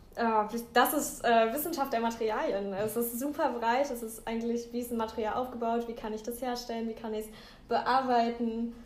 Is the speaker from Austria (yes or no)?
no; Kerkrade, Limburg, Netherlands; now in Aachen, Germany; ich komme aus Kerkrade. Das ist hier ähm, keine zehn Minuten über die Grenze von Aachen, also in den Niederlanden.